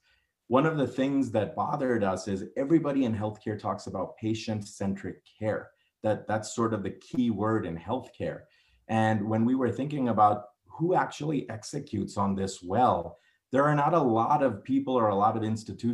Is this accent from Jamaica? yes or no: no; New Orleans, Louisiana, United States; moved away as an adult; also born or lived in Houston, Texas / Virginia / Detroit, Michigan; now in Colorado Springs, United States; I was born in Houston, grew up there for the first few years of my life. Virginia for 4 years, New Orleans for 12 years